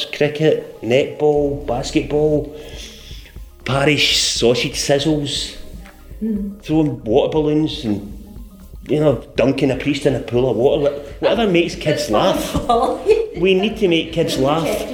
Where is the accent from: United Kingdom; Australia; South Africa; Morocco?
United Kingdom; Scotland; moved away; I was brought up in Scotland.